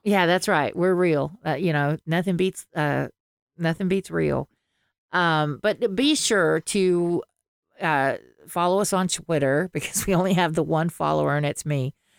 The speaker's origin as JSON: {"language": "English", "region": "the South", "country": "United States", "accent": "Southern", "said": "I cannot lose my Southern accent"}